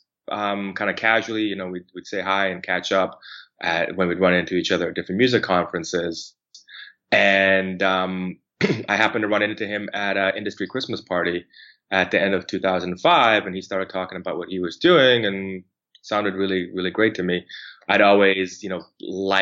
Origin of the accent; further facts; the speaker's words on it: Calgary, Alberta, Canada; moved away as an adult; also born or lived in Vancouver; now in Toronto, Canada; I grew up mostly in Calgary.